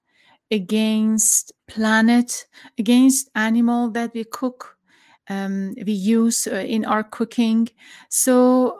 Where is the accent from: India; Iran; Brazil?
Iran; now in United States; I am from Iran, and in this country, we experienced war, we experienced a revolution